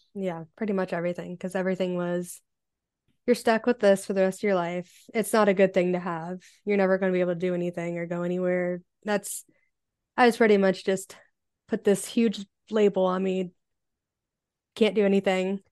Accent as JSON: {"language": "English", "region": "Ohio", "country": "United States", "said": "I am from Ohio in the United States"}